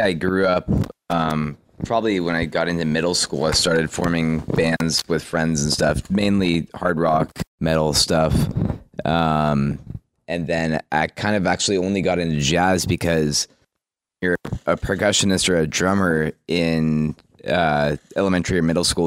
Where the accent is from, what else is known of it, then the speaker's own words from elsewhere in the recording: Walnut Creek, California, United States; also born or lived in San Jose; I grew up in Walnut Creek, which is about 50 minutes or so north of mm-hmm. San Jose